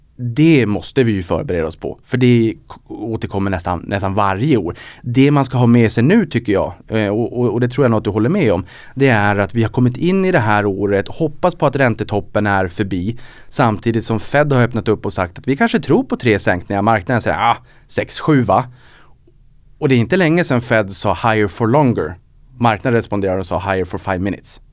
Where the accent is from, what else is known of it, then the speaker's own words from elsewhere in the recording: Norrland, Sweden; accent: Norrländska; min norrländska ja. kanske lyser igenom